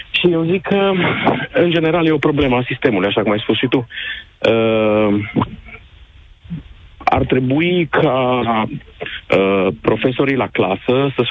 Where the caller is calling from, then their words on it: Cluj, Cluj County, Romania; Se sunt din Cluj. La noi tariful meditațiilor e 50 de lei ora